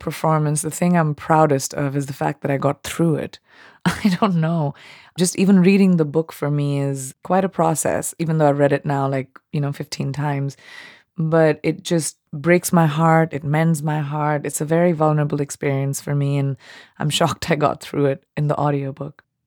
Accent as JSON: {"language": "English", "country": "India", "tie": "born or raised there", "accent": "Indian English", "said": "I was raised in India and speaking Indian English, which is very British sounding."}